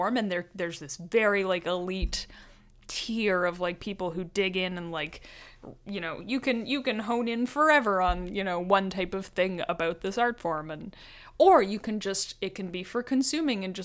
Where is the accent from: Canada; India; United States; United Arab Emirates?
Canada; Alberta; moved away; growing up in Alberta